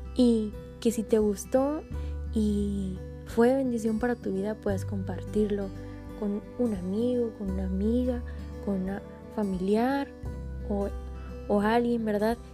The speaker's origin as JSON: {"language": "Spanish", "town": "Monterrey", "region": "Nuevo León", "country": "Mexico", "tie": "born or raised there", "said": "soy originaria de Monterrey, Nuevo León"}